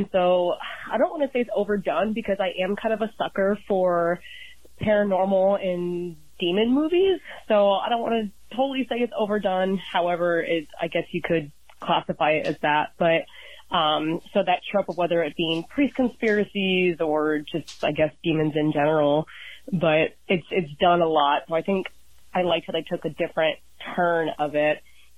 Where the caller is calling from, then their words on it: Columbus, Ohio, United States; I'm calling in from Columbus, Ohio.